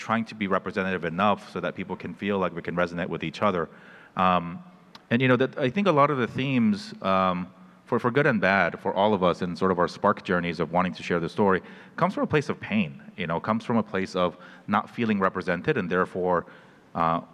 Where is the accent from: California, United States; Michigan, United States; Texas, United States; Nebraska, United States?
California, United States; Fullerton; moved away as an adult; also born or lived in New York City, United States; now in Los Angeles, United States; I grew up in Fullerton.